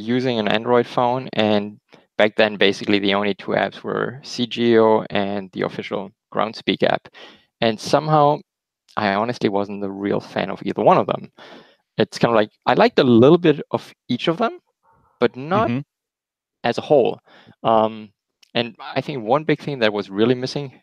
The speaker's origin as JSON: {"language": "English", "country": "Germany", "also_born_or_lived": "Alabama, United States", "accent": "German", "second_language": "English", "moved": "as an adult", "lives_now": "Michigan, United States", "said": "Originally, we're from Germany, as you might hear in my slight accent, which is hard to hide."}